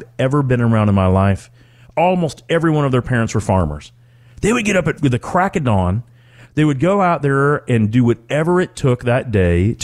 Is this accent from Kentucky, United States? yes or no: yes; Calhoun, Kentucky, United States; I grew up outside of Owensboro, Kentucky. As a matter of fact, the actual county was McLean County, Calhoun, Kentucky